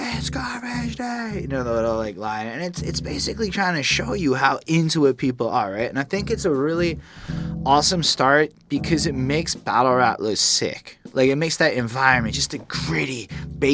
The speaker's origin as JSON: {"language": "English", "country": "Canada", "said": "as a Canadian"}